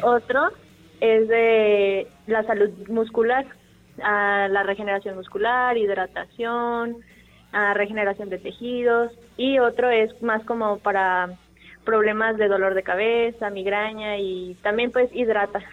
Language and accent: Spanish; Uruapan, Michoacán, Mexico; moved away as an adult; now in Morelia, Mexico; Soy de Uruapan, pero eh. ya tengo aquí viviendo siete años